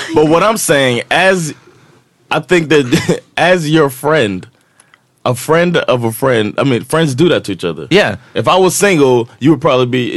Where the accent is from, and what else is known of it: United States